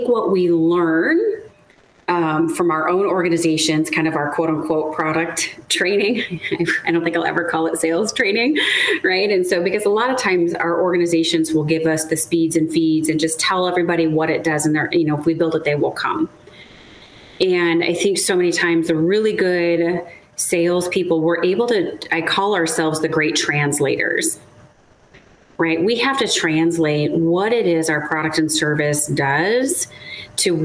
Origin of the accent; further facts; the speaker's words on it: Chicago, Illinois, United States; moved away; also born or lived in Seattle / Southern California; I'm originally from the Midwest, so I'm a Chicagoan. I grew up outside of the city of Chicago